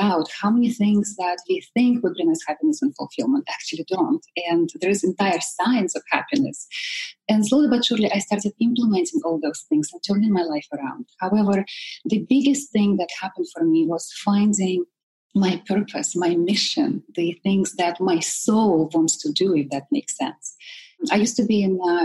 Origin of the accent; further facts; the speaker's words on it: Siberia, Russia; moved away; I come from Russia, all the way from Siberia. I'm that exotic. And growing up in communist Russia